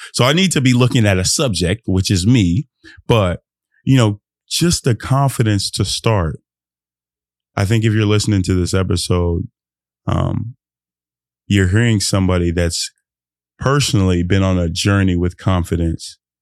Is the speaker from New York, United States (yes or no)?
no; Fort Worth, Texas, United States; I'm Nigerian, born in America, but being a Nigeria, Nigerian in America